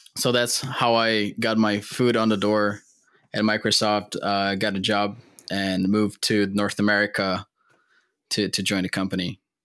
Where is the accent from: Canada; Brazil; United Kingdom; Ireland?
Brazil; moved away as an adult; now in United States; I'm born and raised in Brazil